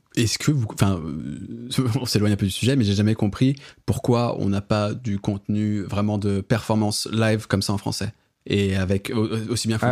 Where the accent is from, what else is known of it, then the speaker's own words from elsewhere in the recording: France; en tant que Français